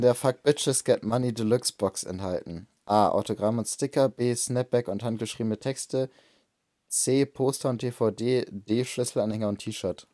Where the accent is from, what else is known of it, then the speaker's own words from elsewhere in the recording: Bremen, Germany; ich bin auch in Bremen geboren